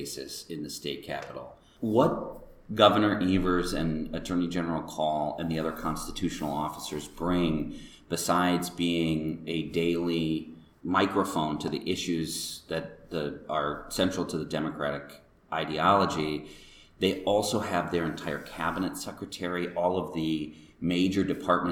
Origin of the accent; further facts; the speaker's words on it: Madison, Wisconsin, United States; now in Milwaukee, United States; I grew up in Madison